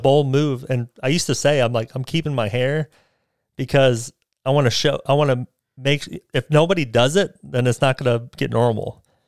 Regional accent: United States; I'm American. I was born here, so I'm an American.

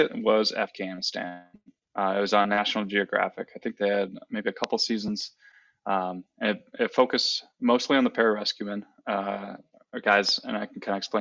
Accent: Wisconsin, United States; moved away; I am originally from Wisconsin, a small town in Wisconsin, born and raised

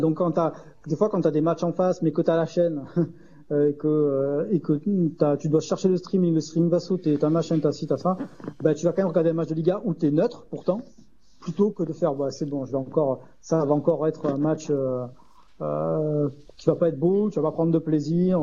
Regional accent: Arles, Provence-Alpes-Côte d'Azur, France; je suis d'Arles. Voilà, on a grandi avec les, avec les éditos de Thierry Muratel

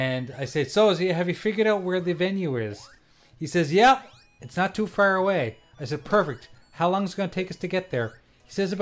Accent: Nova Scotia, Canada; I'm from Nova Scotia.

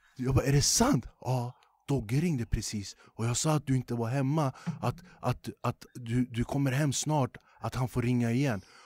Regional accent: Huddinge, Stockholm County, Sweden; jag är som sagt född och uppvuxen i Flemingsberg

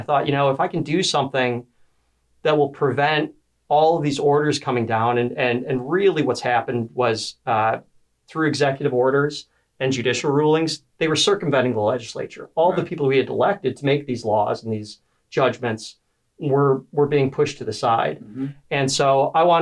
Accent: Bloomfield Township, Michigan, United States; also born or lived in Korea / Kentucky; I grew up in Bloomfield Township.

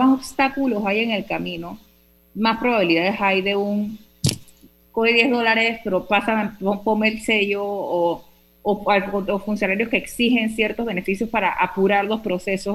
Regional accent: Panama; nuestro país

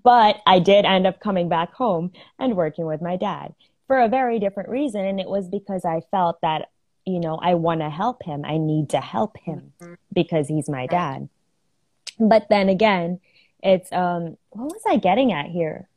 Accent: Philippines; I'm from the Philippines. I've lived in the Philippines my whole life, but I am Indian

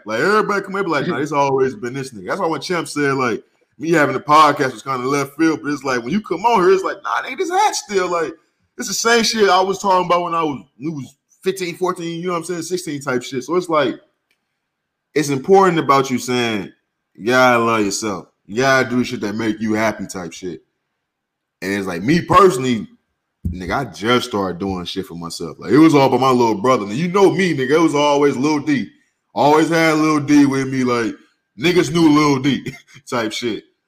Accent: St. Louis, Missouri, United States; moved away as an adult; I moved from St. Louis two weeks after I graduated high school.

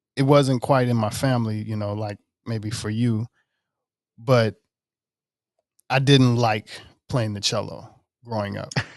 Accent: Mississippi, United States; moved away; I'm originally from Mississippi

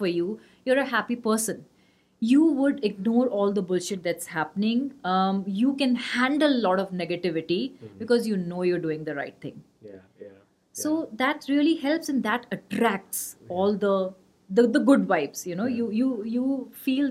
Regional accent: Gwalior, Madhya Pradesh, India; I'm from Gwalior

